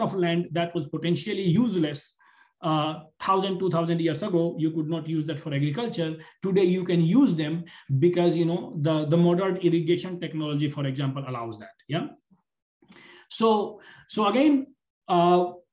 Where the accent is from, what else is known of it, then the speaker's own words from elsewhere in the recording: India; now in United States; I am from India, right now I'm sitting in the United States